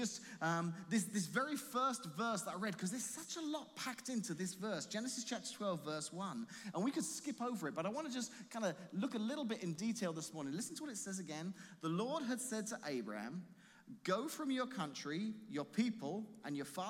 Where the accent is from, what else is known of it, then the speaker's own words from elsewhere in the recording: England, United Kingdom; moved away as an adult; now in Washington, Illinois, United States; leave my home, my family, the country I grew up